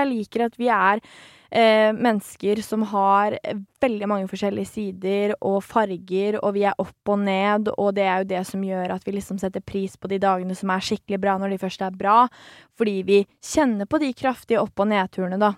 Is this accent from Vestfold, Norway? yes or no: yes; Svelvik, Vestfold, Norway; jeg er fra Svelvik